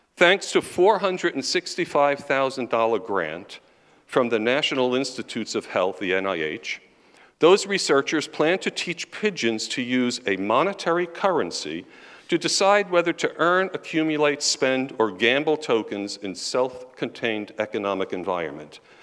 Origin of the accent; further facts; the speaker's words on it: New York City, New York, United States; moved away as an adult; now in Pennsylvania, United States; we're from New York. We're from Queens, actually